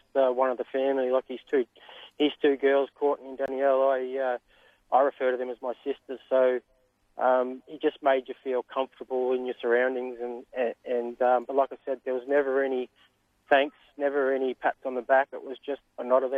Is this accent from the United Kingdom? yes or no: no; St Arnaud, Victoria, Australia; growing up in St Annans as a young fella, I attended the local trots, the Wedderburns, the Charltons, the Borts, the St Annans